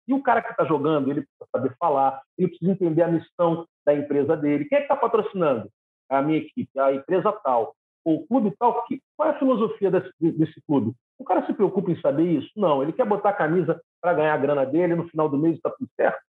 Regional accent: Rio de Janeiro, Brazil; sou carioca

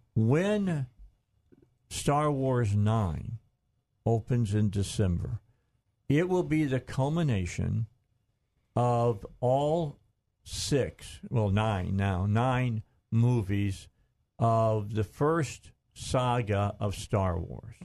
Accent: Gary, Indiana, United States; We're both from Indiana. He's from Lafayette. I'm from Gary.

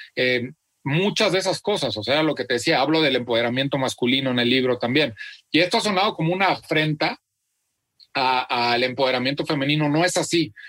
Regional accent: Celaya, Guanajuato, Mexico; nací en Celaya, Guanajuato

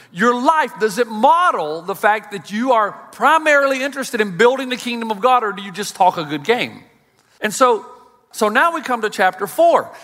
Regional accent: United States; as an American

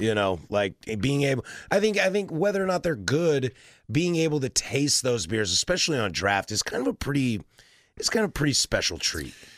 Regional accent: the Northwest, Pacific Northwest, United States; as somebody born and raised in the Northwest

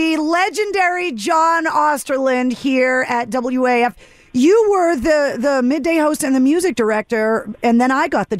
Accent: Boston, Massachusetts, United States; it's a Bostonian

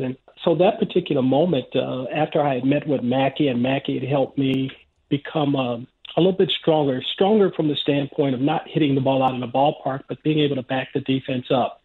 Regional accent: Los Angeles, California, United States; I grew up in South Central Los Angeles

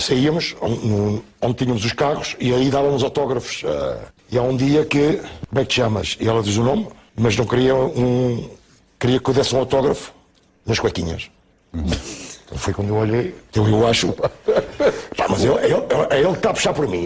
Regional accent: Portugal; E eu sou português

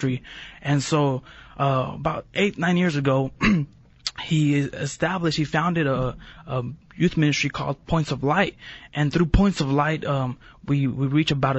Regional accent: Redlands, California, United States; I grew up in a small city, Redlands, California, down in SoCal

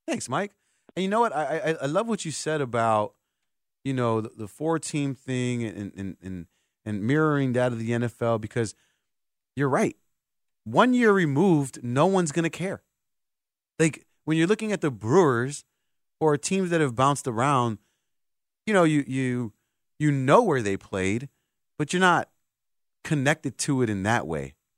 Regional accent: Puerto Rico; my island of Puerto Rico

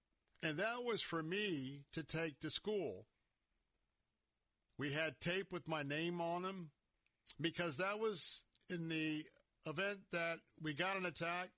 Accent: Tampa, Florida, United States; born there; in 1962, as I was born here in Tampa, I got a taste of the absolute fear as a small child of a nuclear threat.

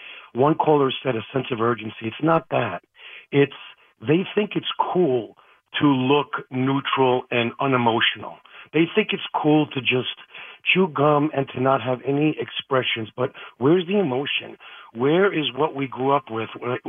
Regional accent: Queens, New York, United States; Born and raised in Queens. Used to imitate Don Mattingly. I grew up born in 76, and I was raised with the Yankees playing stickball in the streets.

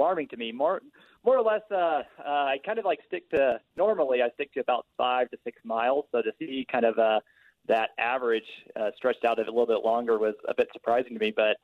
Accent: Texas, United States; moved away as an adult; now in Salt Lake City, United States; Originally, I'm from Texas, but moved up here about a decade ago

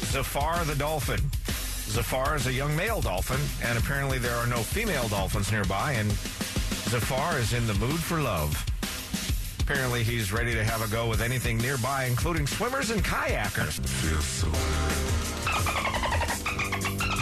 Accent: Olympia, Washington, United States; moved away; my hometown, Olympia, Washington

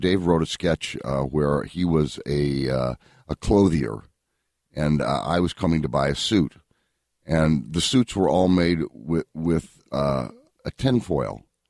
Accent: Syracuse, New York, United States; moved away as an adult; I grew up in Syracuse, New York.

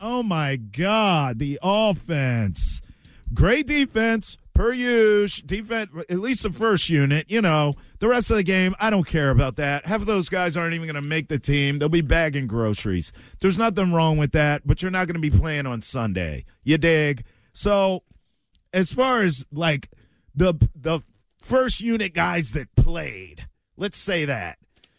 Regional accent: Maryland, United States; And I'm from Maryland. We got good wings. We bathe them in Old Bay down there.

